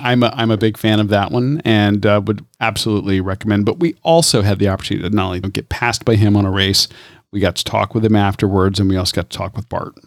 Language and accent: English; Tampa, Florida, United States; I'm from Tampa, number one, born and raised.